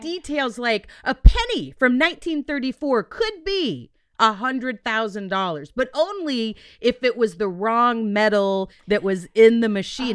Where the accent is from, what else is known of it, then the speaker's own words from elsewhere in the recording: Texas, United States; we're Texan